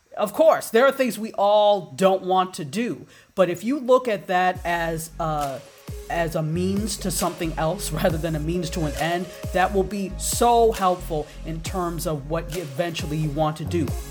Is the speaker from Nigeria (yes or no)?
yes; Nigeria; also born or lived in Washington, D.C., United States; now in Fort Lauderdale, United States; I'm African, I'm Nigerian